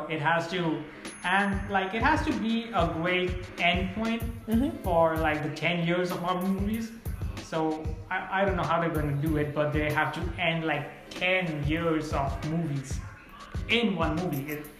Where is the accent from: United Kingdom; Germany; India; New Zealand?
India; I'm Indian and Bollywood movies are like 3 hours.